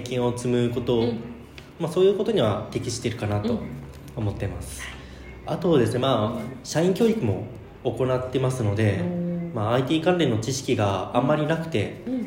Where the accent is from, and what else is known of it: Kasuya District, Fukuoka, Japan; born or raised there